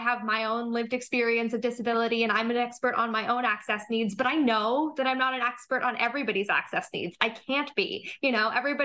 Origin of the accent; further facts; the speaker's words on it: Toronto, Ontario, Canada; I grew up here in Toronto.